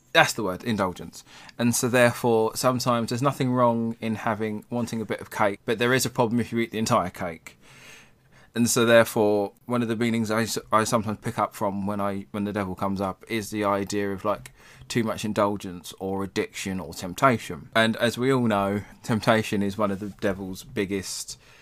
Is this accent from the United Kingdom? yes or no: yes; England, United Kingdom; we're English